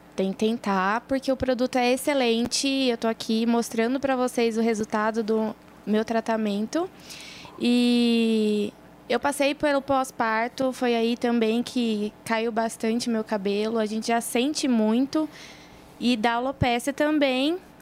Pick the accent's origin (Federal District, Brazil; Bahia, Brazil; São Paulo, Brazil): São Paulo, Brazil; Marília; sair lá da minha cidade, do interior de São Paulo